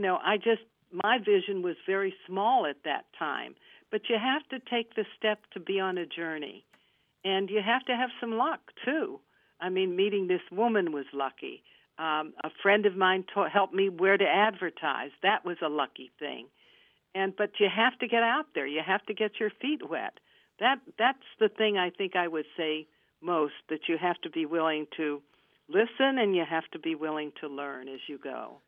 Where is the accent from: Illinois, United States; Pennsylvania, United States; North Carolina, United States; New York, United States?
Pennsylvania, United States; Pittsburgh; moved away as an adult; also born or lived in Johnstown, Pennsylvania; I'm from Pittsburgh